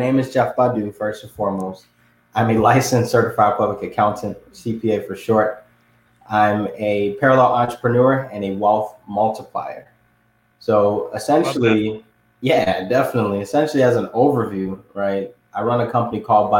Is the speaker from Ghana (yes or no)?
yes; Ghana; moved away; I was born and raised in Ghana, which is on the west side of Africa.